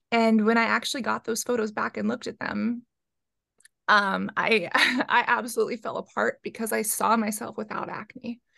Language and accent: English; San Francisco, California, United States; growing up in San Francisco.